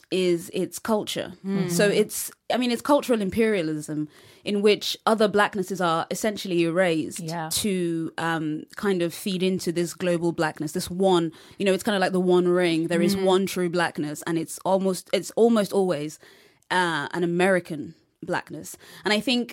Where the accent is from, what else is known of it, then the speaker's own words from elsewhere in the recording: London, United Kingdom; I'm from London and most of my years in England have been in London.